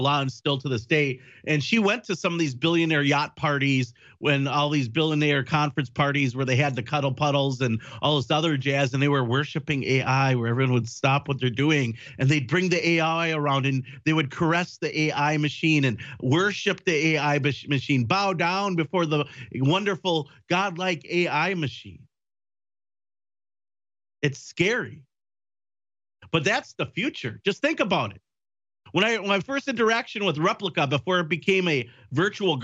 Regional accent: Wisconsin, United States; from Wisconsin, my home state

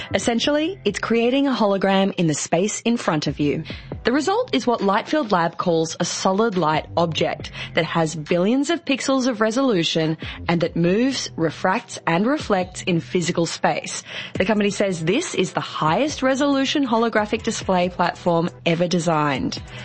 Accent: Australia; I'm actually from Australia.

